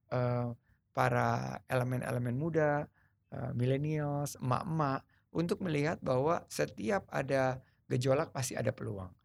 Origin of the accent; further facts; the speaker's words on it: Sumatra, Indonesia; also born or lived in United States; Lahir di Sumatera, ayah saya orang Sulawesi, ibu saya orang Jawa